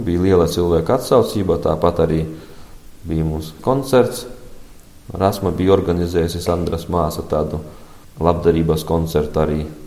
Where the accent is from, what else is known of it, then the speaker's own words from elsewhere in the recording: Strūžāni, Latgale, Latvia; also born or lived in Silmala Parish / Viļāni; Pats es dzimu un Silmalas pagastā no Maltas 8 km Reizeknas novas. Dzimu tur un pēc tam mēs dzīvojam Viļānos un pēc tam pārcēlāmies uz Strūžāniem.